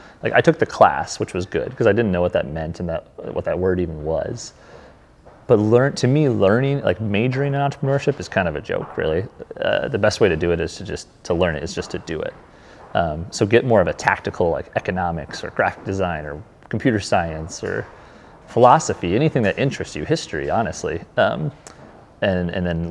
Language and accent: English; Brookings, South Dakota, United States; also born or lived in Northeast Iowa; I grew up in Brookings